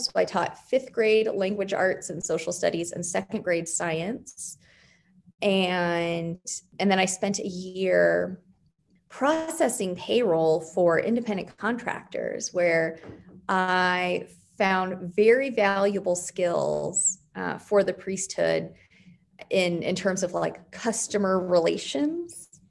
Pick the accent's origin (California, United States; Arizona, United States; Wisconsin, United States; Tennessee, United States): Arizona, United States; just west of Phoenix; also born or lived in Wyoming; now in Oklahoma City, United States; I grew up in Arizona, just west of Phoenix